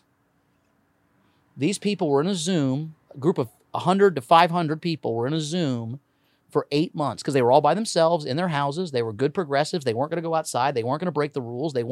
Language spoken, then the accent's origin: English; Indianapolis, Indiana, United States; I'm from Indianapolis. I used to own a comedy club in Indiana, in Indianapolis.